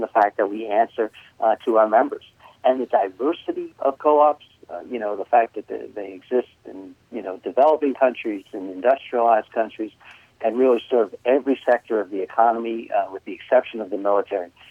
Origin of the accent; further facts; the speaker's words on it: New York, United States; accent: New York; moved away; people might be able to tell from my accent that I'm originally from New York.